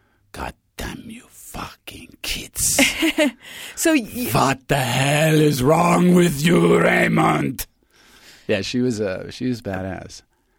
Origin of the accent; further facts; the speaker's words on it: Germany; also born or lived in Pasadena, United States; And I was born here in Pasadena. And then we got deported in 1969 when I was 6 back to Germany. We got sent home.